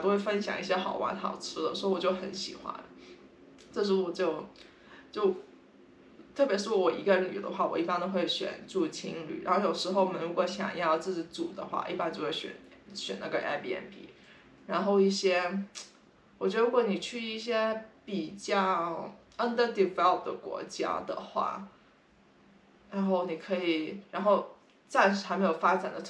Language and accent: Chinese; San Francisco, California, United States; 他们那时候听到我们跟他们说，就哦我们是三藩市来的，他们都会说哦你们三藩市好多 homeless